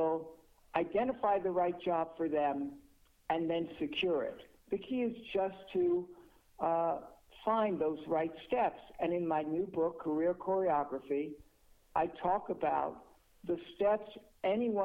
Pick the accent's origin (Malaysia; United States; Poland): United States; New York; I am a New Yorker